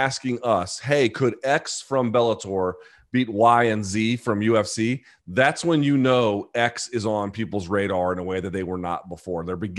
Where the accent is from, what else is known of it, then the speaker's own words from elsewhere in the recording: Australia; I'm Australian, so obviously I have a biased view of Volkanovski.